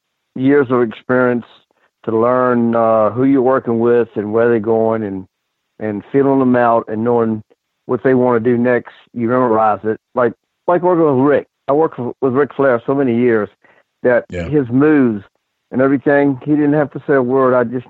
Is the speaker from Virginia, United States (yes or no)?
yes; Richmond, Virginia, United States; born or raised there